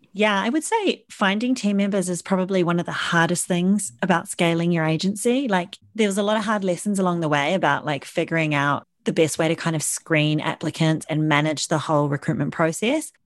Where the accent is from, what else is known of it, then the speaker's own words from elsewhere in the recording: New Zealand; moved away as an adult; now in London, United Kingdom; I'm originally from New Zealand